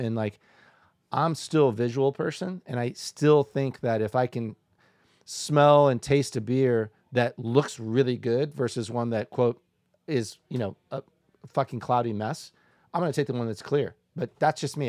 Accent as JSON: {"language": "English", "town": "Decatur", "region": "Illinois", "country": "United States", "tie": "born or raised there", "moved": "yes", "lives_now": "Boulder, United States", "said": "I'm so glad that I grew up uh, that I'm from Decatur. I'm glad to grow up there"}